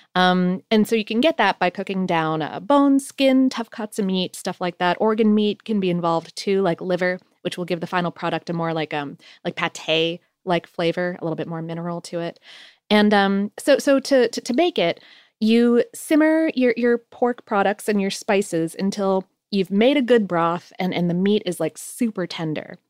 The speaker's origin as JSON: {"language": "English", "region": "Ohio", "country": "United States", "tie": "born or raised there", "also_born_or_lived": "Poconos, Pennsylvania", "moved": "yes", "said": "I was born in Ohio"}